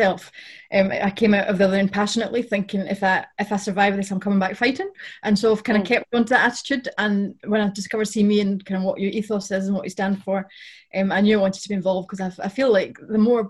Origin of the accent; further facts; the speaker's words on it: West Lothian, Scotland, United Kingdom; I'm from West Lothian, which is just in between Edinburgh and Glasgow.